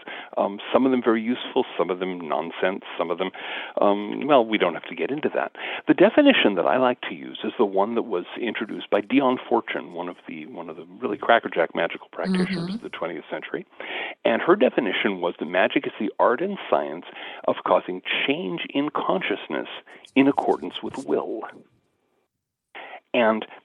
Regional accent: Seattle, Washington, United States; growing up in the South Seattle suburbs, out near Seattle, Washington

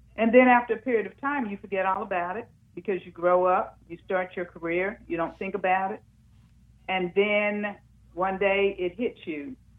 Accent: Muskogee, Oklahoma, United States; I grew up in Muskogee, Oklahoma

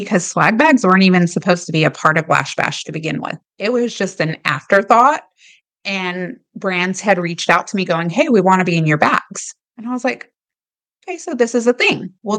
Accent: Germany; born there; And a lot of people don't know this, but I was born in Germany.

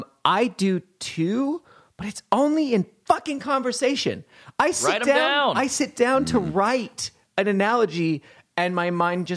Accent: Montana, United States; now in New York, United States; I'm from Montana.

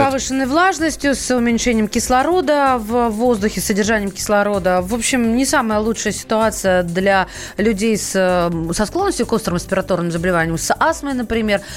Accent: Russia

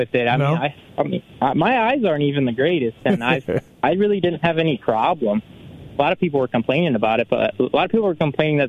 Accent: Canada; I'm basically Canadian and don't like poutine. I guess I'm not that Canadian.

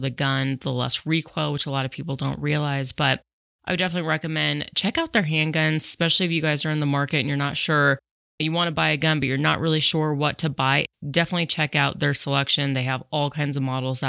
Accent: Colorado, United States; also born or lived in New York City; I was born and raised in Colorado. I did spend 8 years in New York City

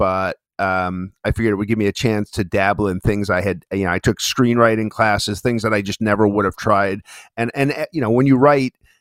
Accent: New York City, New York, United States; I am from the non-barbecue hotspot, but super culinarily, ethnically diverse borough of Queens in New York City

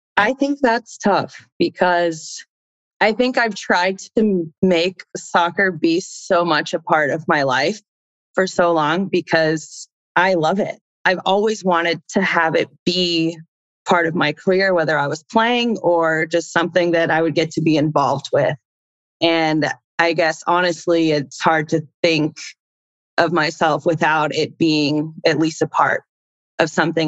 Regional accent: Indiana, United States; moved away as an adult; also born or lived in Chile / Houston, Texas; growing up in Indiana, I actually wanted to play basketball

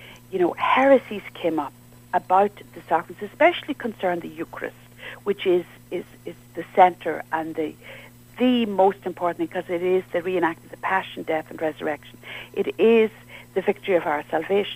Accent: Ireland; I'm from Ireland

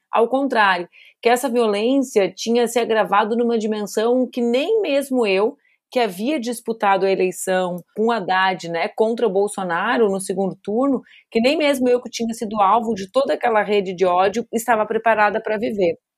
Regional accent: Porto Alegre, Rio Grande do Sul, Brazil; also born or lived in Brasília; para poder viver novamente na minha cidade, Porto Alegre

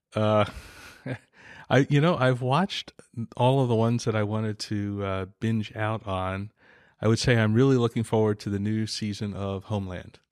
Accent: San Diego, California, United States; I'm from San Diego

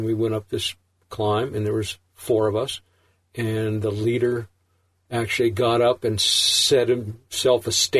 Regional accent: Sonoma, California, United States; I was growing up in Sonoma, and this is in the 60s, late 60s

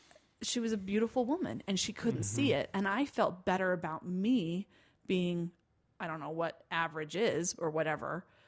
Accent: Provo, Utah, United States; Well, I'm from a little town called Provo, and my dad's a truck driver. So I like to say I was raised in two extremes, truck stops in Provo, Utah.

